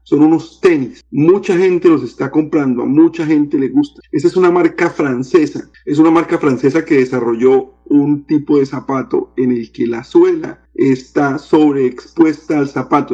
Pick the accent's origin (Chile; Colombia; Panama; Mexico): Colombia; now in Orlando, United States; cuando los colombianos y en general cuando los latinoamericanos venimos a los Estados Unidos